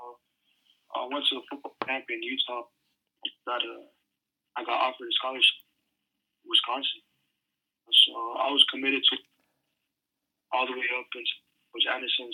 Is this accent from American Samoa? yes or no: yes; American Samoa; moved away as an adult; also born or lived in Hawaii / Washington; growing up in Samoa, it was a different lifestyle